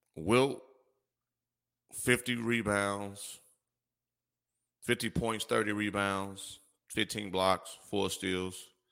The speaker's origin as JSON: {"language": "English", "town": "Gary", "region": "Indiana", "country": "United States", "tie": "born or raised there", "also_born_or_lived": "Chicago", "said": "growing up in the Midwest"}